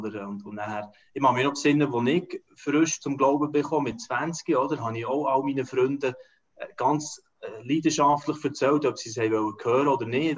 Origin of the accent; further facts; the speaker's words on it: Switzerland; rein als Volk, als Schweizer